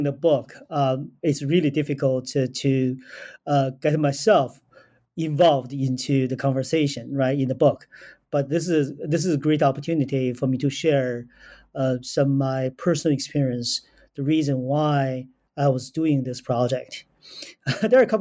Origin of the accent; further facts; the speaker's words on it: China; moved away as an adult; also born or lived in United States / Germany; now in United Kingdom; I grew up in China